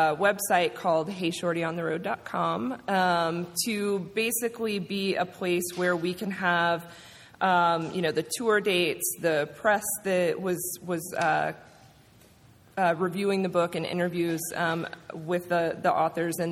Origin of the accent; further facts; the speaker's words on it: Georgia, United States; moved away as an adult; also born or lived in Atlanta, Georgia; now in New York, United States; I grew up in Georgia and I went to college in Atlanta. So coming from Atlanta to New York